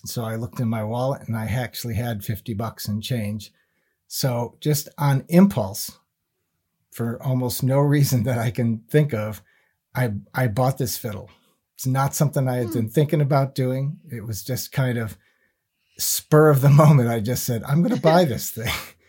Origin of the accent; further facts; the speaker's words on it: East Granby, Connecticut, United States; also born or lived in South Windsor, Connecticut; who I grew up with in East Granby, Connecticut, before we moved to South Windsor. And we hadn't seen each other since I moved away from East Granby.